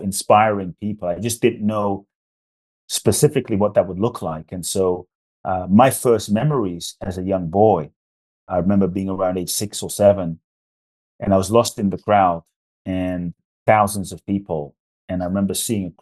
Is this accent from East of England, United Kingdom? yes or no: no; London, United Kingdom; born or raised there; also born or lived in Ghana; now in United States